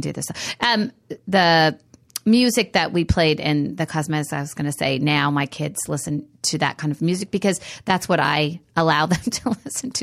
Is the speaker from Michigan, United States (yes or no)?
no; Reedley, California, United States; my hometown, which was Reedley, outside of Fresno